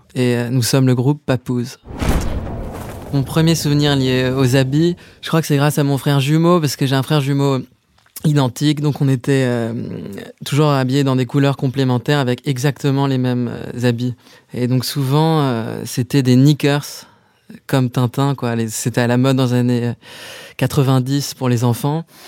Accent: Paris, Île-de-France, France; j'ai grandi à Paris, dans le 7e arrondissement

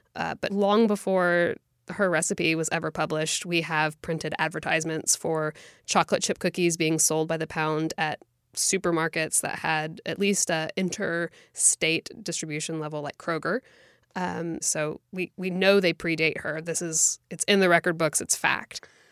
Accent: United States; our experience of growing up in America

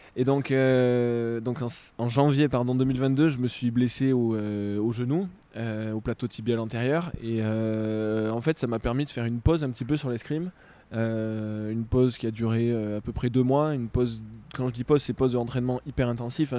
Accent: France; en tant que Français

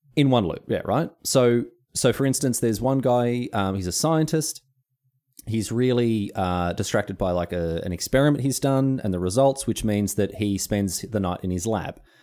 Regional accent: Australia; I'm Australian. I don't speak American English

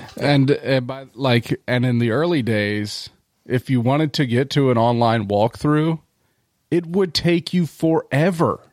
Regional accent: Delaware County, Pennsylvania, United States; I did grow up in Delco, of course, in the nineties

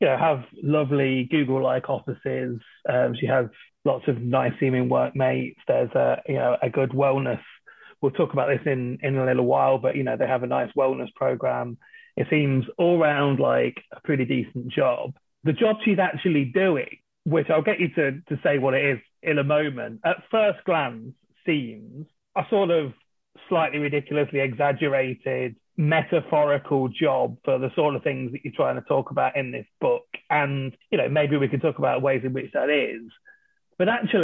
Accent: England, United Kingdom; I am English

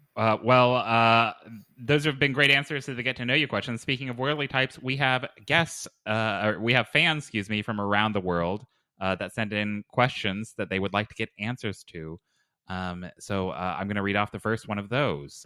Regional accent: Lexington, Kentucky, United States; I was born in Lexington, Kentucky.

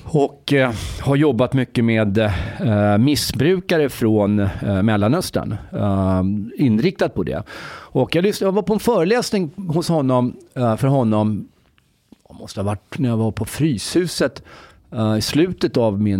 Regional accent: Egypt; now in Sweden; jag kommer från Egypten förresten.

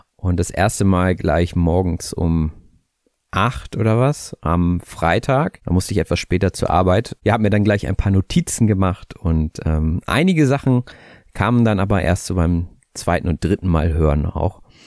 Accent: Hamburg, Germany; ich komme aus Hamburg, ich bin auch 30 Jahre alt

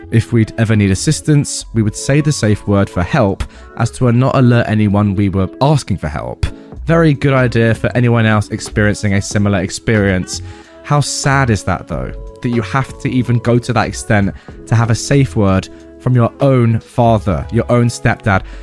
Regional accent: Australia; Number one, I am from Australia, which might clarify some confusion. Our police system works a little differently down here

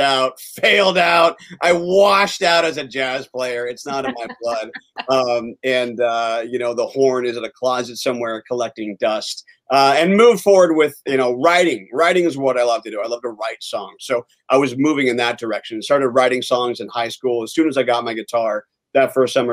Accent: Southern California, United States; I grew up in Southern California

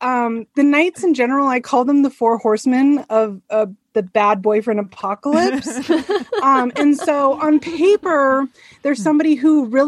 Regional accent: San Francisco, California, United States; moved away; I'm from the San Francisco area originally, and there was an outlet mall by my house

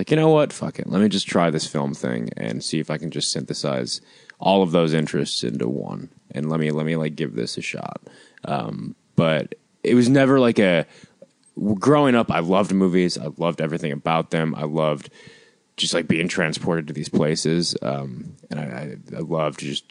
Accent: Detroit, Michigan, United States; moved away as an adult; also born or lived in Chicago, United States; now in Los Angeles, United States; growing up in Michigan

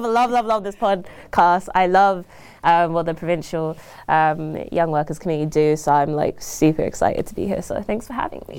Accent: London, United Kingdom; moved away as an adult; now in Toronto, Canada; I was born and raised in London, um, from South London, Croydon

